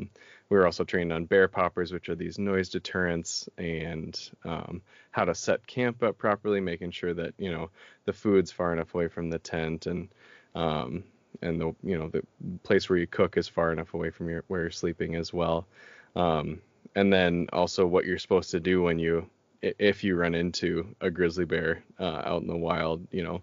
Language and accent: English; Minnesota, United States; I got to travel with them a lot growing up in the Boundary Waters, in state parks and what have you, in Minnesota.